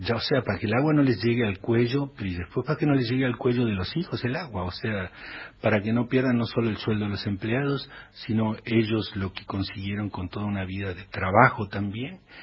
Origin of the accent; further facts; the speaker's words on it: Litoral, Argentina; una canción que viene desde la zona de donde soy yo, que no es tan tan tan igualito cerca de ahí, pero que es una, una canción bien litoraleña